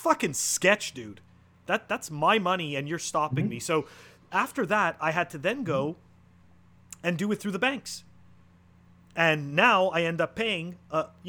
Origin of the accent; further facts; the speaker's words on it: Canada; moved away as an adult; now in United States; I'm originally a Canadian, and that's where I started my, you know, I mean, that's where I grew up and that's where I started my professional life